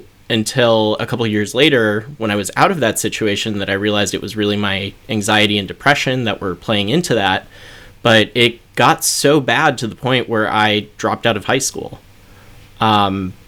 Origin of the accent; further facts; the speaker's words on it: North Dakota, United States; I was growing up in North Dakota, which is a very conservative area.